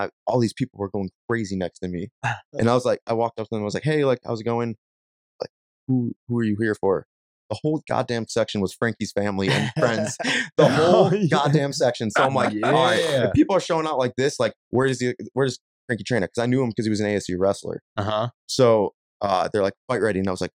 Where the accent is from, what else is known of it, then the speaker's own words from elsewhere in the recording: Ireland; I mean, I'm Irish. It's in my blood to fight.